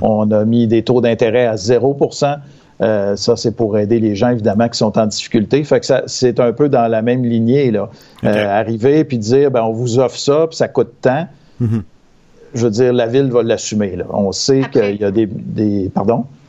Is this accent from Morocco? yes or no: no; Victoriaville, Quebec, Canada; chez nous à Victo